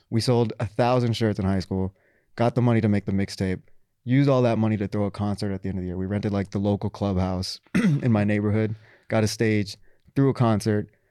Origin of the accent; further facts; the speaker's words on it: Texas, United States; also born or lived in Florida / Pakistan (ancestry); now in New York, United States; I'm from Texas, also lived in Florida